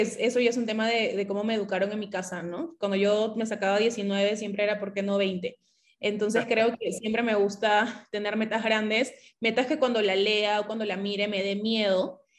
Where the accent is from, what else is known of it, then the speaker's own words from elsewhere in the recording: Piura, Peru; Nosotros somos de Piura, somos clase media baja